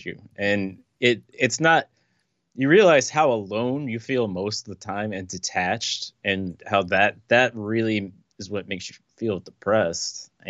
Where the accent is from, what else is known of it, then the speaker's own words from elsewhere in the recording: Fredericksburg, Virginia, United States; now in New York, United States; I was born in Fredericksburg, Virginia.